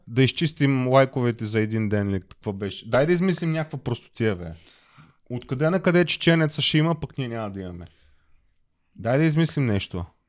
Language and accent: Bulgarian; Plovdiv, Plovdiv Province, Bulgaria; moved away as an adult; now in Germany; аз съм българин, роден съм в България, роден съм в Пловдив, до 30 години съм живял в България